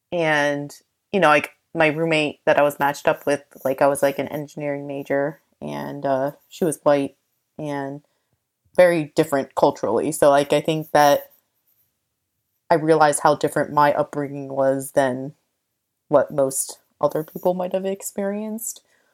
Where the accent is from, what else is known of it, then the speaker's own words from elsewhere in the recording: United States; And I think that growing up in America, like there's just certain things that are just quote unquote weird to someone who doesn't grow up in an Asian household.